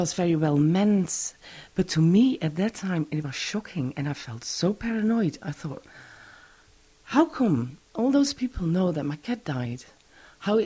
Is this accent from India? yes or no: no; Netherlands; also born or lived in Orkney; now in Hoy, Orkney, United Kingdom; I was born in the Netherlands, and in 91... we moved to Orkney.